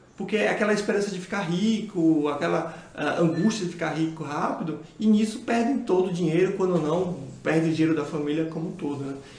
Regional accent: Bahia, Brazil; moved away; como eu baiano

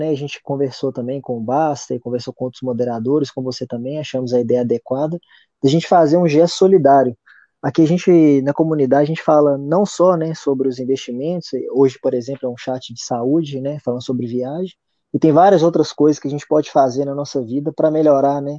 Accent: Belo Horizonte, Minas Gerais, Brazil; born there; cidade de Belo Horizonte, Minas Gerais, que é onde eu nasci

